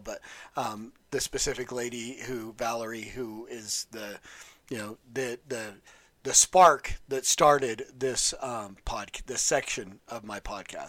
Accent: West Valley City, Utah, United States; When I was growing up in West Valley City, Utah

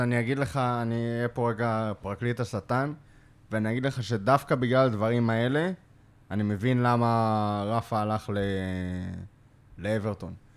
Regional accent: Lod, Central District, Israel; גדלתי בלוד

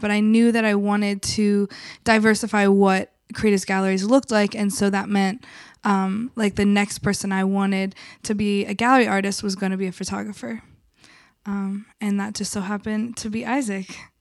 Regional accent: the South, United States; now in Philadelphia, United States; I grew up in the South where there was not even buses where I grew up

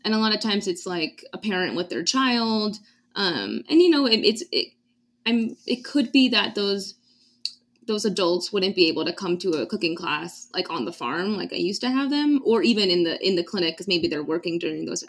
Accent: East Coast, United States; now in New Mexico, United States; I'm from the East Coast

